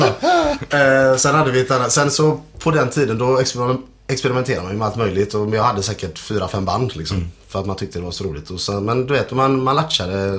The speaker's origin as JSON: {"language": "Swedish", "country": "Sweden", "tie": "born or raised there", "said": "jag är född i Sverige"}